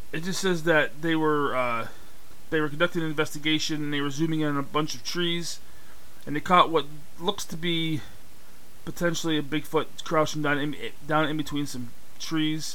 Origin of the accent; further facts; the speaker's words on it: Pennsylvania, United States; my home state, which is Pennsylvania.